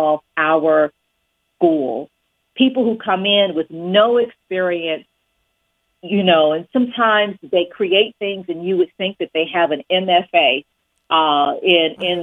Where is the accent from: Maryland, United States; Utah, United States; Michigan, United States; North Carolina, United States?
North Carolina, United States; Winston-Salem; moved away as an adult; also born or lived in New Haven, Connecticut; now in Kalamazoo, United States; I was born in Winston-Salem, North Carolina, and I grew up there